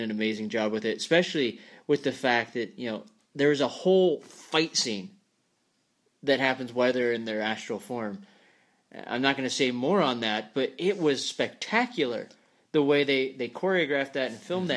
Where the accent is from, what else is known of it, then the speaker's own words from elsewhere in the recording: Scotland, United Kingdom; I'm a redhead. I'm from Scotland, so that's my Celtic heritage